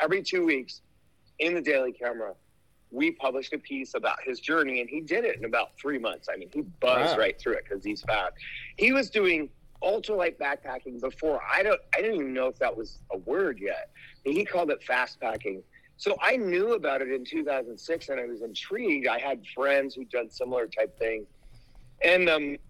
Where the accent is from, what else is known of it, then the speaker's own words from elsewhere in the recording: Boulder, Colorado, United States; I was an outdoor editor at the paper in Boulder, Colorado, my hometown